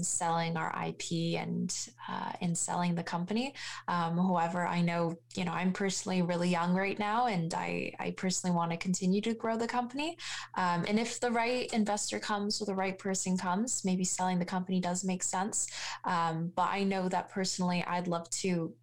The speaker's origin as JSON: {"language": "English", "town": "Hamilton", "region": "Ontario", "country": "Canada", "tie": "born or raised there", "said": "I'm born and raised in Hamilton. I've gone to school, elementary school here. I've grown up in Hamilton"}